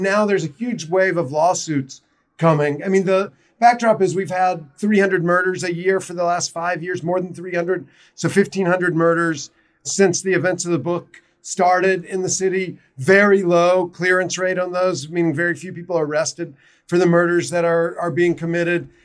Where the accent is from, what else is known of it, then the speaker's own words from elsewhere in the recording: South Carolina, United States; now in Baltimore, United States; I'm originally from South Carolina